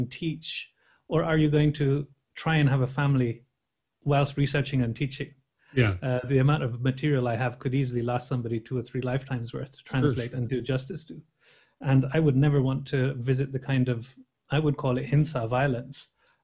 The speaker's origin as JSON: {"language": "English", "region": "London", "country": "United Kingdom", "tie": "born or raised there", "said": "I was born in London, and the community that I belong to are from the West Indies"}